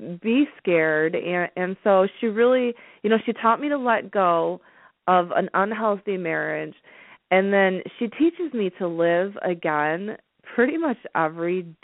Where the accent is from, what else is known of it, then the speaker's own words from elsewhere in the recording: Metro Detroit, Oakland County, Michigan, United States; I grew up in Metro Detroit in Oakland County.